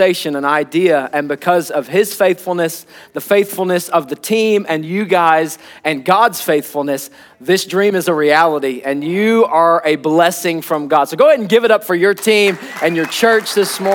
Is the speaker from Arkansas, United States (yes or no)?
yes; Arkansas, United States; now in Oklahoma City, United States; I'm not an Oklahoman. I'm an Arkansan